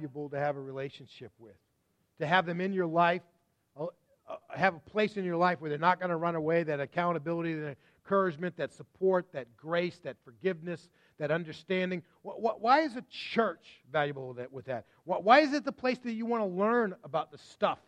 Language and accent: English; Massachusetts, United States; also born or lived in Texas; we grew up in Massachusetts